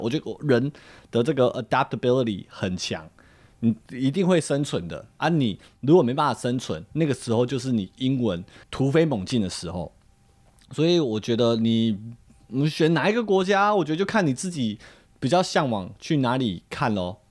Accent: Taiwan; moved away; 我们自己身为台湾人

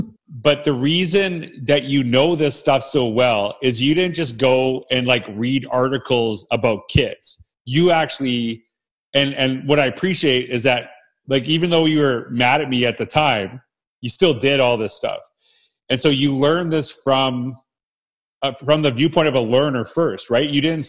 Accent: Canada; And it's Canadian too, right? We're both Canadian.

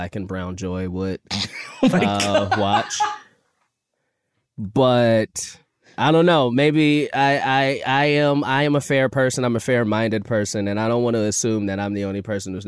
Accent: Chicago, Illinois, United States; I grew up in Chicago

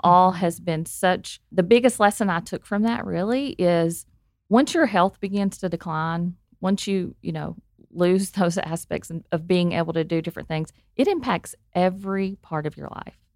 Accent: Arkansas, United States; I am from Arkansas, if you can't tell by the accent

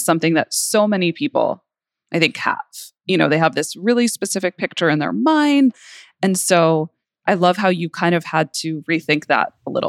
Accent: New York, United States; I grew up in New York and we had a few different places that we lived. Then my parents moved to other places.

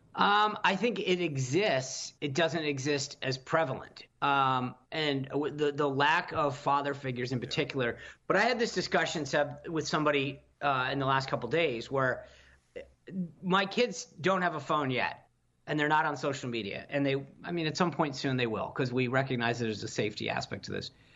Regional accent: Rhode Island, United States; I grew up in Rhode Island.

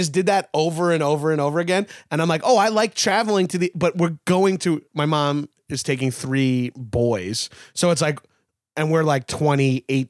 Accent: Long Island, New York, United States; born or raised there; moved away as an adult; also born or lived in Brooklyn; now in Los Angeles, United States

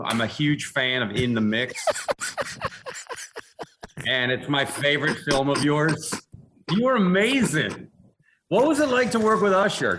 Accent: Seattle, Washington, United States; moved away as an adult; also born or lived in Haddonfield, New Jersey / Los Angeles; I grew up in Seattle

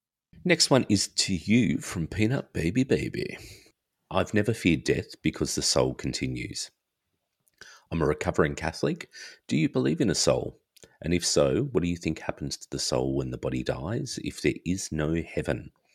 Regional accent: Australia; also born or lived in far north Queensland; being a child growing up in Australia, always out in the sun, and also lived in far north Queensland for 11 years.

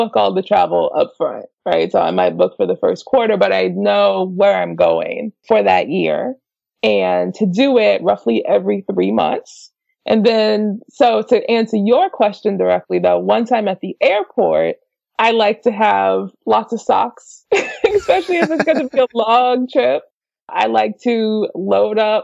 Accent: Slidell, Louisiana, United States; moved away as an adult; now in Los Angeles, United States; So I am originally from Slidell, Louisiana, which is just outside of New Orleans

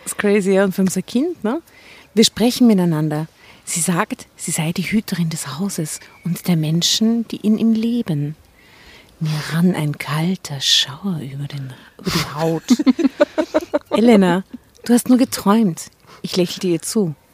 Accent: Enns, Upper Austria, Austria; Ich bin in Enns geboren.

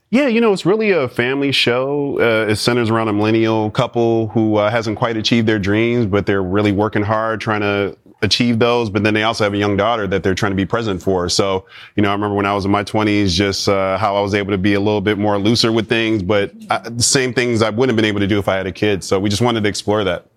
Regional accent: Chicago, Illinois, United States; I'm from Chicago, so I grew up a Bears fan.

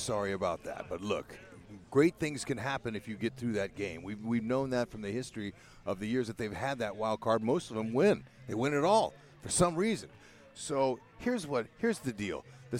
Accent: Fresno, California, United States; my growing up in Fresno

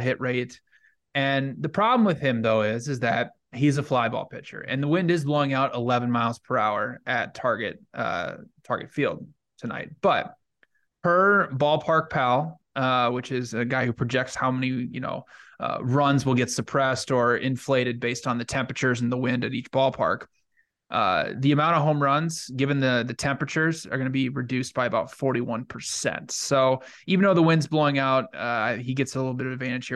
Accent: Cedar Rapids, Iowa, United States; my hometown, Cedar Rapids, Iowa

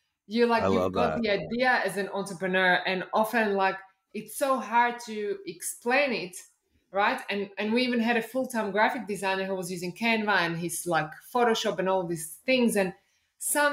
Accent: Slovakia; English is a second language; also born or lived in Austria / Australia / United Kingdom / Belgium; now in Mexico; I grew up in Slovakia, which at the time was behind the Iron Curtain

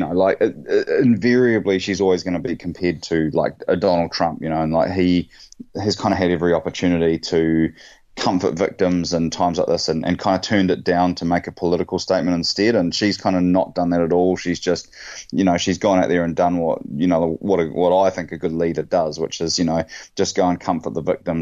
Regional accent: Bay of Plenty, New Zealand; growing up I was from the Bay of Plenty

